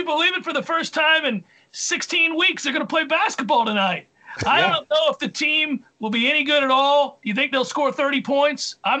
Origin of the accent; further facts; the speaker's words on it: New Hampshire, United States; I want to get closer to home. I'm from New Hampshire.